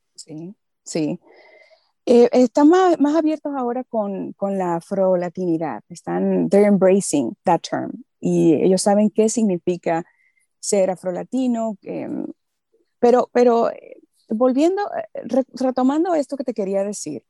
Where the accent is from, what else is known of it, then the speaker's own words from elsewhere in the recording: Santo Domingo, Dominican Republic; first language Spanish; moved away as an adult; now in Los Angeles, United States; nosotros los dominicanos